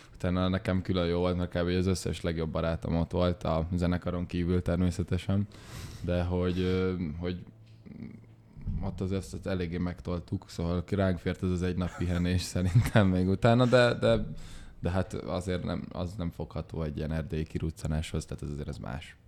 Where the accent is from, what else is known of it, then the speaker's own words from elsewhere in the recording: Budapest, Hungary; also born or lived in Esztergom; budapestiek vagyunk